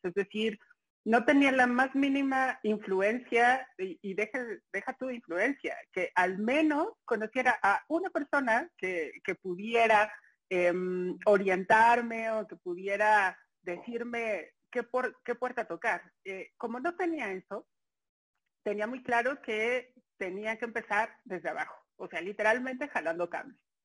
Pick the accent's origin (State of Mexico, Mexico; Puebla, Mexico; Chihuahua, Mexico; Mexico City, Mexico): Mexico City, Mexico; soy chilanga completamente, nací en la Ciudad de México, 27 de noviembre del 82